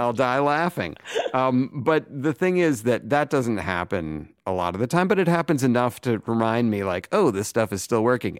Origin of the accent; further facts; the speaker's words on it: Weston, Massachusetts, United States; moved away; my hometown of Weston